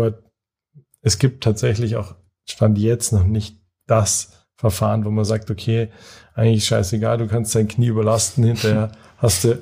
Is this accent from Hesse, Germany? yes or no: no; Munich, Bavaria, Germany; ich bin ursprünglich aus München